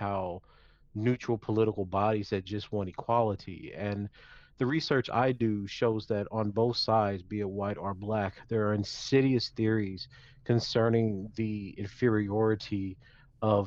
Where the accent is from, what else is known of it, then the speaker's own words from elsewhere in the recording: Lake Charles, Louisiana, United States; I'm from Lake Charles, Louisiana